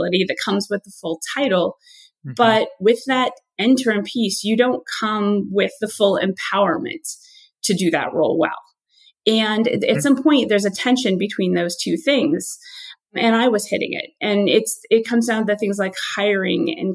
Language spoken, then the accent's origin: English; Midwest, United States; I'm originally from the Midwest, and there's sort of a joke that I'm an incredibly hardworking Midwestern person.